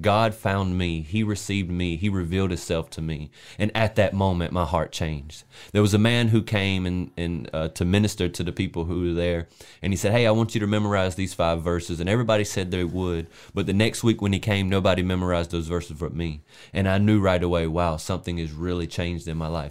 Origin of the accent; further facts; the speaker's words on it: South Carolina, United States; I'm from South Carolina